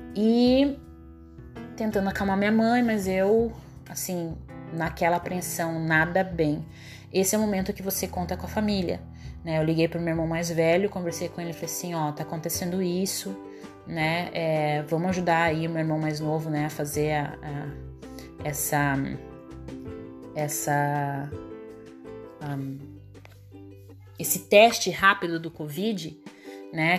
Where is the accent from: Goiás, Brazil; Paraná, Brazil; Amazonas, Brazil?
Paraná, Brazil; a port city in; now in Joinville, Brazil; é o berço da civilização do Paraná, é a minha cidade natal